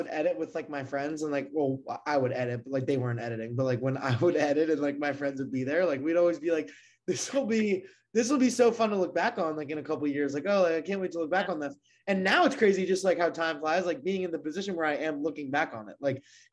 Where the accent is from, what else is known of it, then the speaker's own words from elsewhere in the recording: Maryland, United States; I grew up in Maryland